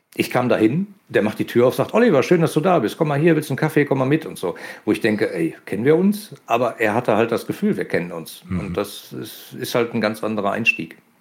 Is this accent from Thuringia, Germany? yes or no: no; Ruhr area, North Rhine-Westphalia, Germany; man hört, dass ich aus dem Ruhrgebiet komme